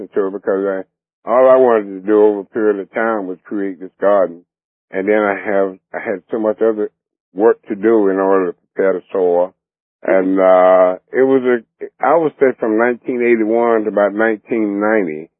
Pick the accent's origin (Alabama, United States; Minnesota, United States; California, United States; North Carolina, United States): North Carolina, United States; Clinton; moved away as an adult; also born or lived in New York; now in Bishopville, United States; I grew up in North Carolina, Clinton, North Carolina, and I grew up on a farm